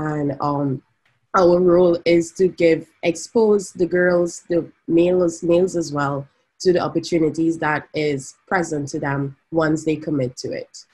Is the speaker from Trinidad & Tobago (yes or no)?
yes; Trinidad & Tobago; moved away as an adult; now in San Francisco, United States; I'm from Trinidad and Tobago, and now I'm based in San Francisco